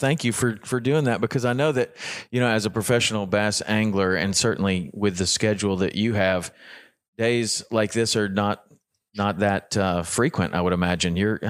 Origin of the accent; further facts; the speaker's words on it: Tennessee, United States; I know, I'm from Tennessee too. Everything's a crocodile.